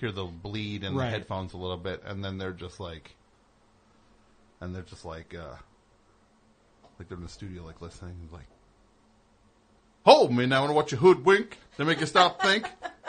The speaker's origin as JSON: {"language": "English", "region": "New Jersey", "country": "United States", "said": "I'm from New Jersey."}